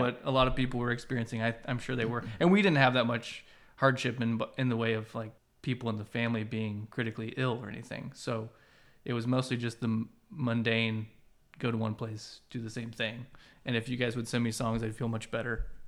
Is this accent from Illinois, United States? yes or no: yes; Central Illinois, United States; I'm from Central Illinois.